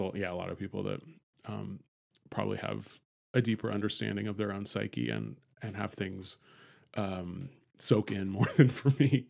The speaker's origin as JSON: {"language": "English", "town": "San Francisco", "region": "California", "country": "United States", "tie": "born or raised there", "said": "I grew up in San Francisco"}